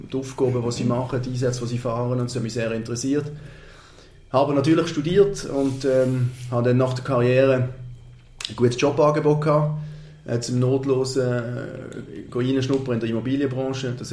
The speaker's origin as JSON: {"language": "German", "town": "Basel", "region": "Basel-Stadt", "country": "Switzerland", "said": "es ist der FC Basel, ich bin in der Region, ich bin Basler, ich bin früher noch im alten Joggeli als, als Bub gesehen."}